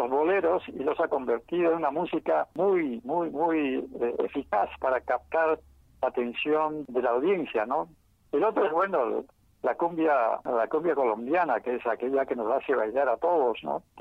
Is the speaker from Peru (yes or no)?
yes; Peru; first language Quechua; Spanish is a second language; una persona que nació en un pueblo pequeño y siguió hablando el quechua hasta sus últimos días, se apropió del inglés como un medio eficaz para poder globalizarse